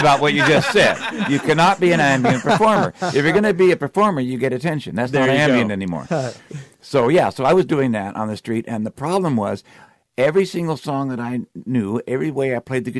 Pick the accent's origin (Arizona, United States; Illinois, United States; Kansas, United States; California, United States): California, United States; Cupertino; also born or lived in Palo Alto, California; now in Seattle, United States; I grew up in Cupertino. I was born in Palo Alto, but I left when I was like a year and a half old, something like that. Grew up in Cupertino.